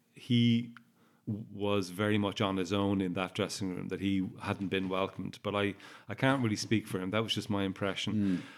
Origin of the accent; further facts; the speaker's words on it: Ireland; also born or lived in Warwickshire, England; I'm Irish